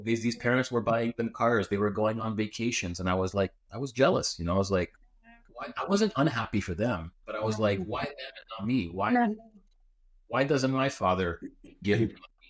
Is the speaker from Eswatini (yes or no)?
no; Canada; I was born in Canada, I went to Greek school 2 days a week.